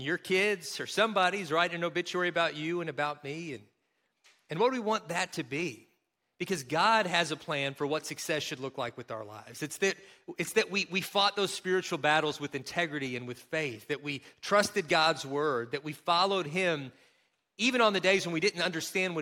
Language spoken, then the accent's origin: English; Kentucky, United States; accent: Kentucky; moved away; my home state of Kentucky